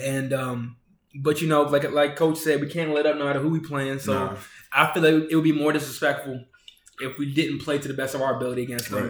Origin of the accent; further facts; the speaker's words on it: Baltimore, Maryland, United States; I grew up in Baltimore, Maryland. Baltimore native